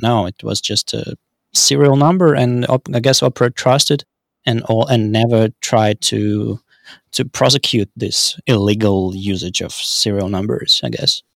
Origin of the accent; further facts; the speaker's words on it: Saint Petersburg, Russia; I'm from Saint Petersburg, Russia